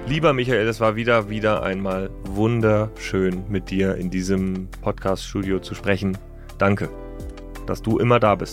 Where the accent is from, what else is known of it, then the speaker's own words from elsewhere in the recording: Hanover, Lower Saxony, Germany; die nächste Station ist Hannover, meine Heimatstadt.